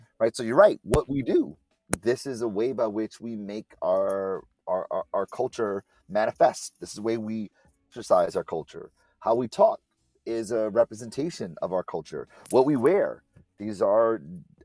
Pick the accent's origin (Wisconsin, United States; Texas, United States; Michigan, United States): Michigan, United States; Detroit; born and raised in Detroit.